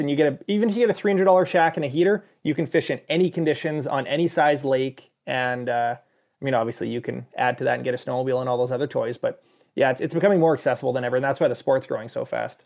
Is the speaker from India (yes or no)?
no; Canada; being a Canadian